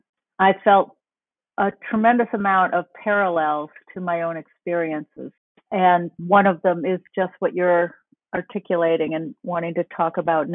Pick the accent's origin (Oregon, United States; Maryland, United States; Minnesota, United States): Minnesota, United States; as a Minnesotan